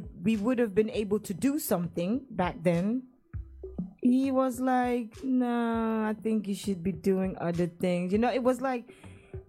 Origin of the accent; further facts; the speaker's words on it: Brong-Ahafo, Ghana; now in Netherlands; I challenged myself to do Dutch, to do Chi, and even Bono, actually, because I'm from the Brungahafa region